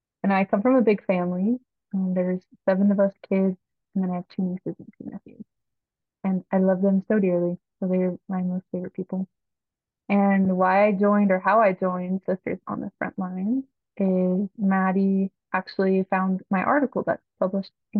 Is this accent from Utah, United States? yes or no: yes; Northern Utah, United States; I'm from Northern Utah